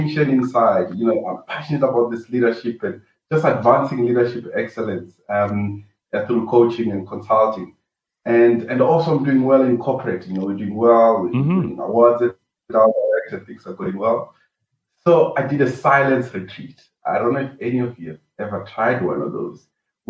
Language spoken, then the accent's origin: English; Venda, Limpopo, South Africa; moved away as an adult; also born or lived in Cape Town; I was raised up in Venda, Limpopo, in a village called Begwa